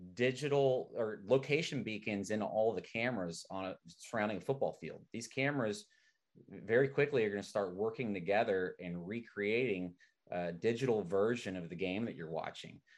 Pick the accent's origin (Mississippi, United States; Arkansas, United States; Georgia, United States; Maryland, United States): Arkansas, United States; now in San Francisco, United States; I'm from Arkansas, and uh, being from Arkansas